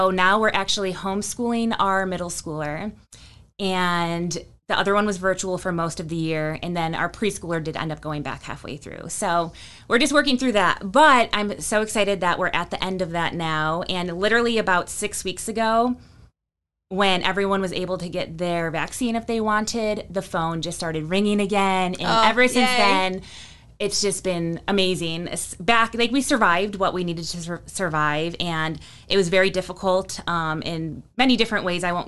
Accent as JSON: {"language": "English", "town": "Buffalo", "region": "New York", "country": "United States", "tie": "born or raised there", "also_born_or_lived": "Colorado", "moved": "as an adult", "lives_now": "Winston-Salem, United States", "said": "I grew up in Buffalo, New York"}